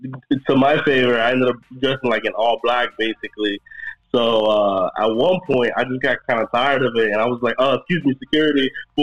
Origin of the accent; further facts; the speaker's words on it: Florida, United States; again, I'm from the South, right? So I'm from Florida.